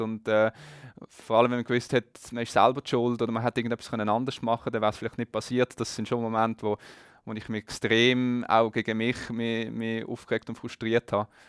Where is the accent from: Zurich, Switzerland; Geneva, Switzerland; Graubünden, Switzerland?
Geneva, Switzerland; Ich bin in Genf aufgewachsen, nicht gerade am See, aber doch in Reichweite mit dem Velo zu erreichen